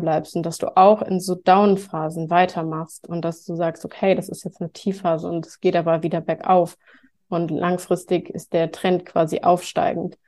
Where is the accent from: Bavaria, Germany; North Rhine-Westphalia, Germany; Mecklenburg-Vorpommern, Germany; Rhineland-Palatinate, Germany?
North Rhine-Westphalia, Germany; near Cologne; moved away; ich komme ursprünglich aus der Nähe von Köln